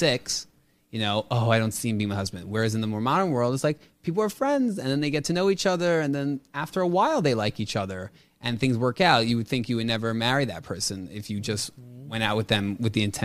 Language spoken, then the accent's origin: English; New York City, New York, United States; I grew up in Staten Island, New York.